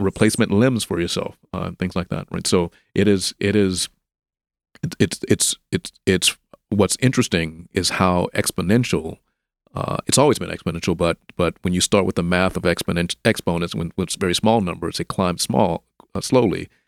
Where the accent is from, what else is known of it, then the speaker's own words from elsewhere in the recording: Memphis, Tennessee, United States; I'm from Memphis also. I grew up here.